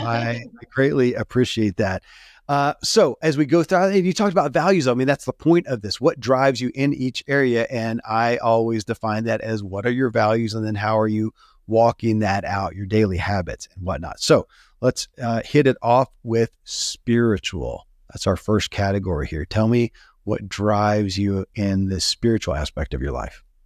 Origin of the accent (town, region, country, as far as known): Kentucky, United States; born or raised there